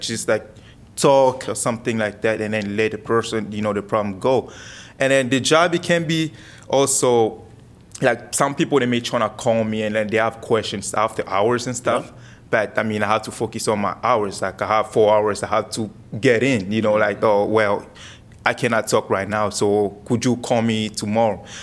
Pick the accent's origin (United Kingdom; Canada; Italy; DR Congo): DR Congo; Kinshasa; also born or lived in Coralville, Iowa; now in Cedar Rapids, United States; I'm from Kinshasa part. I speak French and Lingala